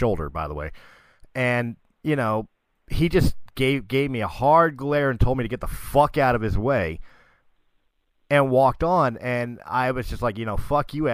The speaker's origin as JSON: {"language": "English", "town": "Philadelphia", "region": "Pennsylvania", "country": "United States", "tie": "born or raised there", "said": "I'm from Philadelphia. And I was running around downtown while they were shooting Sixth Sense"}